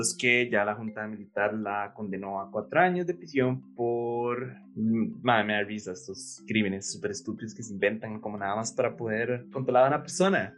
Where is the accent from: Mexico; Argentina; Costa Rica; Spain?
Costa Rica; nosotros somos un país centroamericano normal